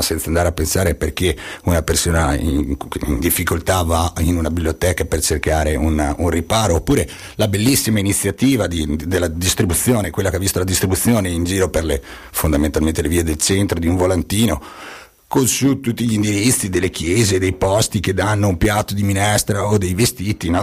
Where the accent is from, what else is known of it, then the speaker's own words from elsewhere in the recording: Bolzano, Trentino-Alto Adige, Italy; da Bolzanino amante, amante de, de, della mia terra, io da qui non mi ci vado